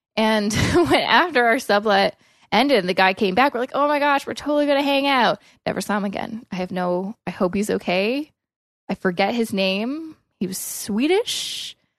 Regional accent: Coquitlam, British Columbia, Canada; moved away as an adult; also born or lived in Vancouver; now in Toronto, Canada; I grew up in Coquitlam, which is a suburb, um, of Vancouver.

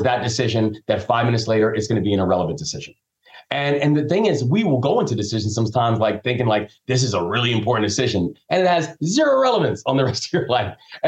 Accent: Takoma Park, Maryland, United States; born there; I was born down in Tacoma Park, but it was tragedy that forced me to move around when I was younger

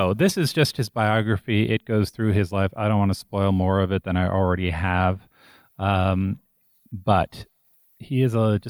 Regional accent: Scotland, United Kingdom; I come from the working class, and most of all, I come from Scotland.

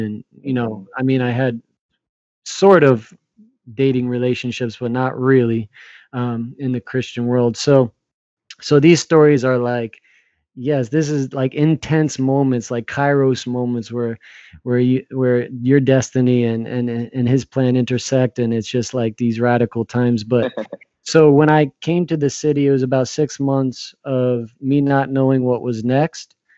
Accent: New Jersey, United States; moved away as an adult; now in New York City, United States; I grew up in New Jersey, about an hour and a half from Manhattan

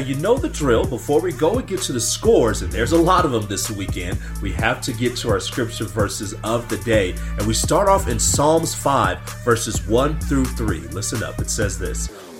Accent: Denver, Colorado, United States; I'm from Denver

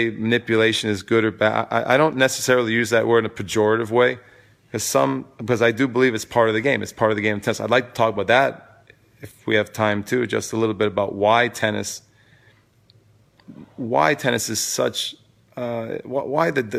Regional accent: New York City, New York, United States; moved away as an adult; now in Vermont, United States; I'm from New York City, at least originally, and for many years, I've lived there.

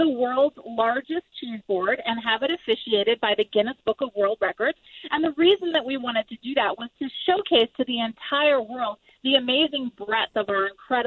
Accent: East Coast, United States; moved away as an adult; now in Wisconsin, United States; I am originally from the East Coast, but I have lived in Wisconsin for 13 years now

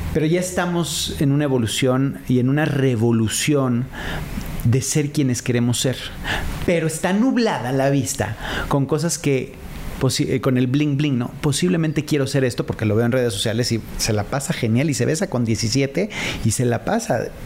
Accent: Mexico; sobre todo como mexicanos

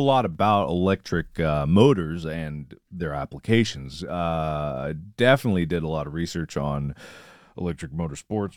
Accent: Cincinnati, Ohio, United States; I'm from Cincinnati

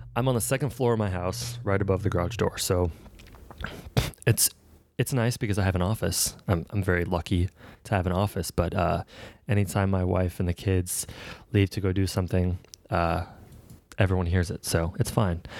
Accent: Atlanta, Georgia, United States; I'm, I'm from Atlanta

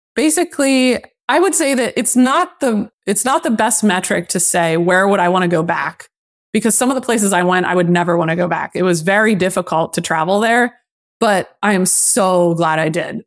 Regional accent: Lancaster, Pennsylvania, United States; moved away; also born or lived in Boston; my hometown. So I bought a two family in Lancaster sight unseen

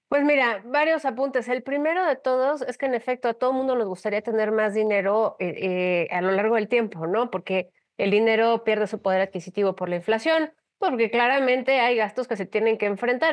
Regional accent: Mexico

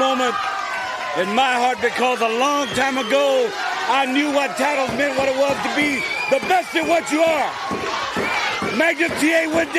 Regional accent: Austin, Texas, United States; when I was a kid growing up in Austin, Texas, from the time I came out of the womb. I lived on the east side. I grew up on a street that wasn't paved to a couple years ago.

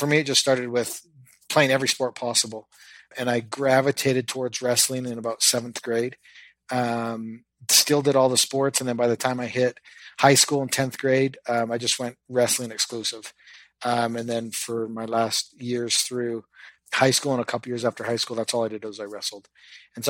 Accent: Canada; I grew up in Canada

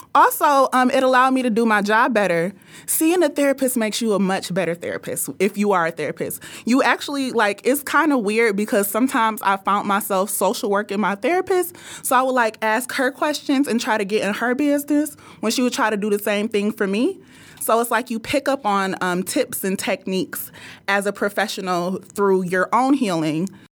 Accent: Nigeria; I'm Nigerian

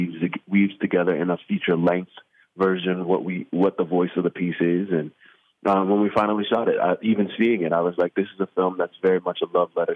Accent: Miami, Florida, United States; what it was like growing up in Liberty City, which is where the film takes place and was shot.

